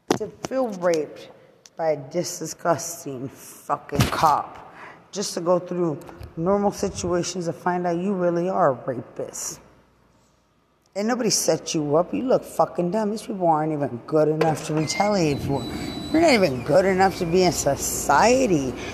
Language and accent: English; Lubbock, Texas, United States; I'm from Lubbock.